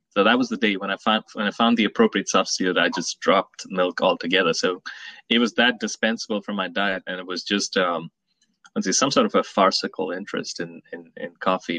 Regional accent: Mumbai, Maharashtra, India; moved away as an adult; also born or lived in New York City, United States; now in Atlanta, United States; I was born in New York City. My parents were here in the 70s, and they moved back to Mumbai. And I spent a lot of my initial years in in India.

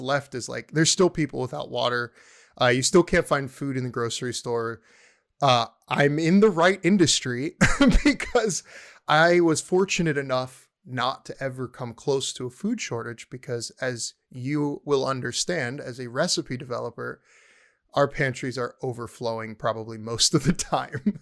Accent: the DC area, Maryland, United States; moved away as an adult; also born or lived in Pittsburgh; now in Texas, United States; I was born and raised in the D C area, in Maryland

